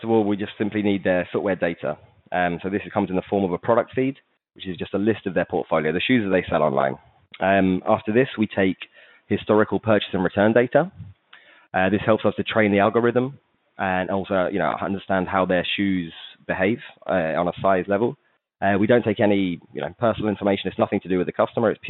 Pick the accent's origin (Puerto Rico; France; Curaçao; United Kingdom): United Kingdom; England; moved away as an adult; also born or lived in Manchester; now in Barcelona, Spain; as I've probably given away from my accent, I'm English